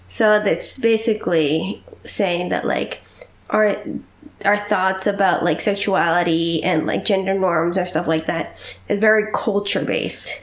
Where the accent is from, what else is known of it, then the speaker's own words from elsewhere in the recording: Doylestown, Pennsylvania, United States; graduated in 1918 from Doylestown High School. That is my hometown.